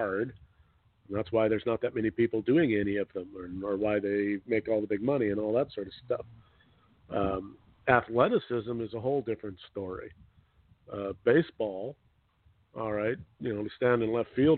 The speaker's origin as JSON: {"language": "English", "country": "Canada", "said": "Being a Canadian"}